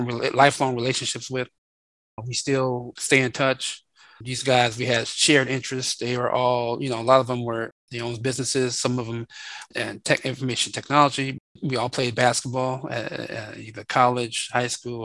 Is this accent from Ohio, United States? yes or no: no; Chicago, Illinois, United States; moved away as an adult; now in Waxhaw, United States; I'm from Chicago, currently live in Charlotte, North Carolina area, right outside of Charlotte, in this town called Waxhaw